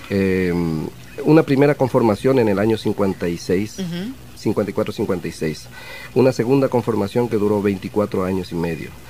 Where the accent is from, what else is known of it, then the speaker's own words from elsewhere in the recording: Asunción, Paraguay; also born or lived in Villarrica; De la ciudad de Villarrica, República del Paraguay.